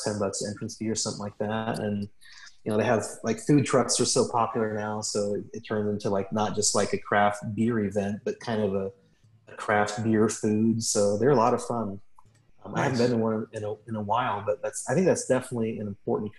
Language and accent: English; Atlanta, Georgia, United States; I was from Atlanta